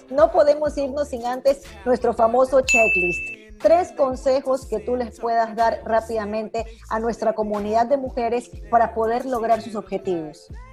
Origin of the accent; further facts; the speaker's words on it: Ecuador; como ecuatorianas como mujeres